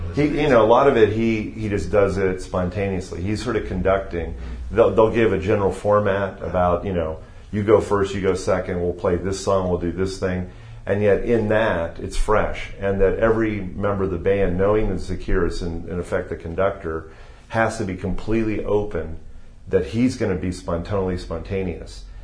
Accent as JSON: {"language": "English", "town": "Youngstown", "region": "Ohio", "country": "United States", "tie": "born or raised there", "also_born_or_lived": "Chicago, Illinois / Cincinnati, Ohio", "moved": "as an adult", "lives_now": "Texas, United States", "said": "I moved uh, when I was six to Ohio, and I mm. did my schooling, my undergraduate uh, schooling, my high school um, through mm, through I was 18, and then mm. moved from Youngstown, Ohio to Cincinnati"}